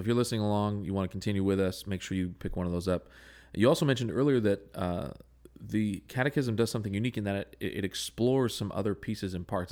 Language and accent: English; Southern California, United States; I grew up in Southern California